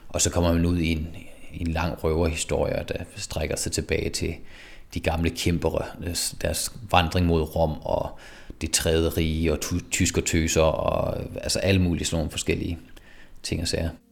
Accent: Skive, Central Denmark Region, Denmark; now in Frederiksberg, Denmark; jeg blev født i Skive i 1983. Jeg kommer fra Skive

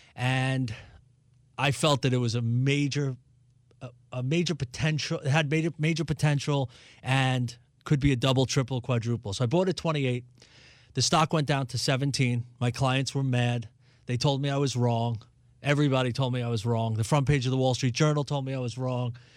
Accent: New York City, New York, United States; moved away; I grew up in New York City in Brooklyn.

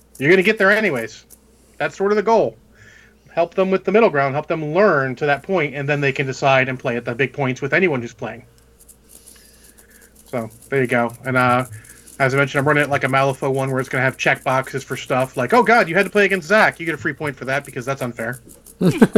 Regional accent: United States; I'm American

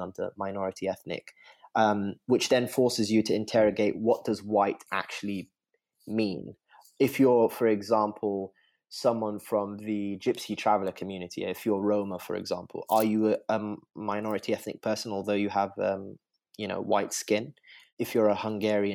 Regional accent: United Kingdom; I'm British to the knees

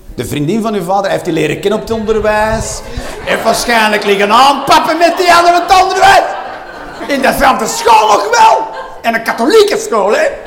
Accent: Flanders, Belgium; wij Vlamingen

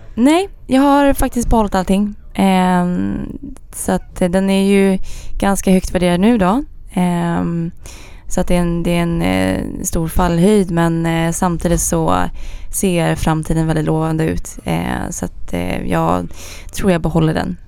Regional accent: Sigtuna, Stockholm County, Sweden; also born or lived in Gothenburg; jag kommer från Sigtuna

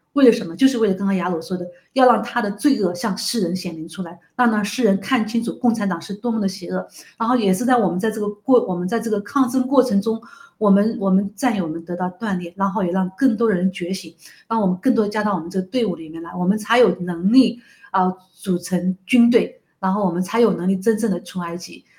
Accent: China; 中国人本来是神州大地

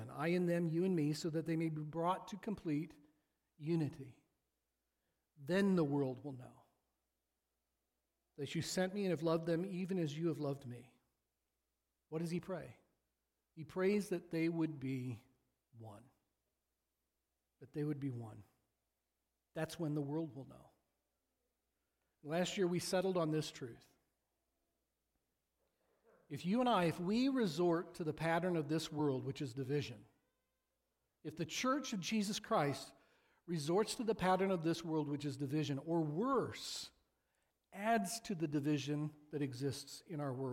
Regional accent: Washington, Illinois, United States; I grew up the first few years of my life in Sunnyland

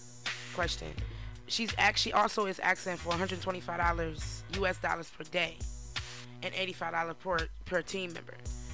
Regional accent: United States; I'm American

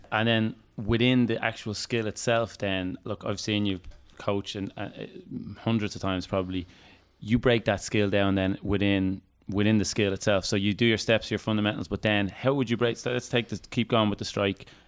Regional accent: Dublin, Leinster, Ireland; I'm from Dublin

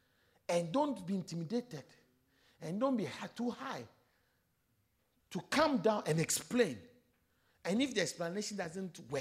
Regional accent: Ghana; moved away as an adult; also born or lived in South Africa; So I'm African from Ghana.

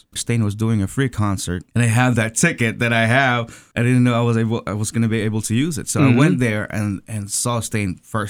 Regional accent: Manila, Metro Manila, Philippines; moved away; I was born and raised in the Philippines, in Tondo, Manila. It's probably the poorest place in the Philippines.

